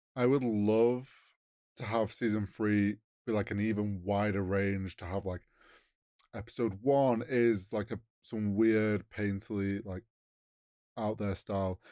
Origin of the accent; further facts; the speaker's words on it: United Kingdom; we're British.